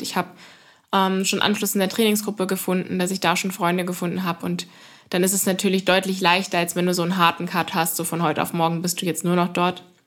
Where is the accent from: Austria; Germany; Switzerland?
Germany; Berlin; bei uns daheim in Klado